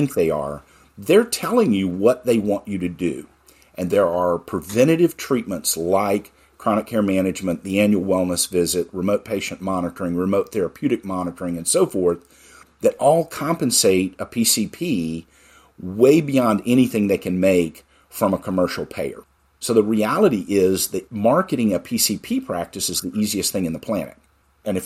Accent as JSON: {"language": "English", "region": "Texas", "country": "United States", "said": "I'm from Texas"}